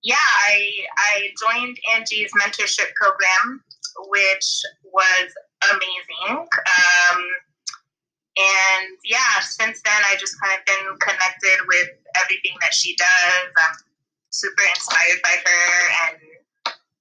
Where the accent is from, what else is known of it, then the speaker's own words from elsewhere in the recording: Florida, United States; moved away as an adult; also born or lived in Atlanta; now in Abu Dhabi, United Arab Emirates; I'm from Florida